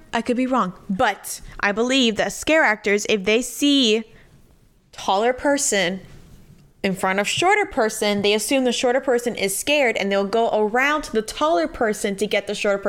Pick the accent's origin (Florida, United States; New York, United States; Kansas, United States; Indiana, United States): Florida, United States; Miami; I'm from Miami.